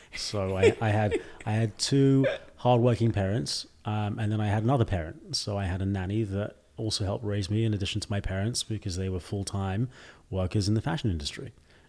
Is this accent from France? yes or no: no; United Kingdom; now in China; Most people in the U.S. will say, "Are you Australian?" before they assume I'm British.